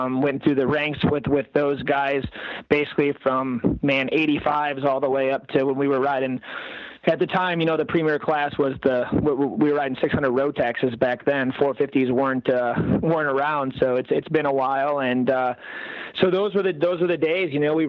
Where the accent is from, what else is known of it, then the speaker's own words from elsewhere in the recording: Canada; So I'm going to contradict myself and said, you know, I grew up in Canada riding all these pea gravel tracks and so on.